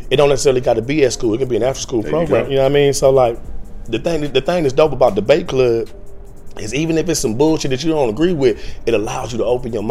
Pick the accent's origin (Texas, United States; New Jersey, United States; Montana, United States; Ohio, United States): Ohio, United States; now in Los Angeles, United States; I'm from Ohio, living in L.A. now.